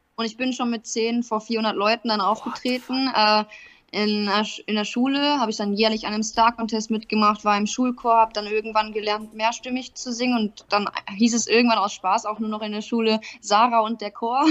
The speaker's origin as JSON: {"language": "German", "region": "North Rhine-Westphalia", "country": "Germany", "moved": "yes", "lives_now": "Ingolstadt, Germany", "said": "ich komme ursprünglich aus Nordrhein-Westfalen"}